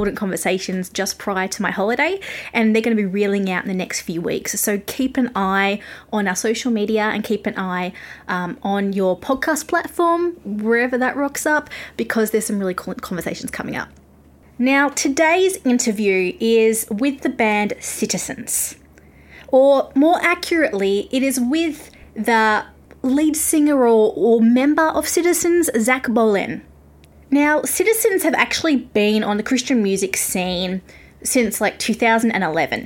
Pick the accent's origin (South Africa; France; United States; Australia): Australia; accent: Australian; I'm Australian